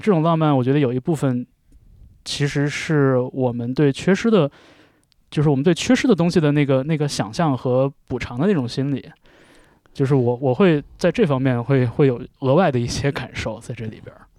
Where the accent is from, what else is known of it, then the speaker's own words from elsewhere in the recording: Jilin, China; 因为我是东北人。嗯。呃，我来自吉林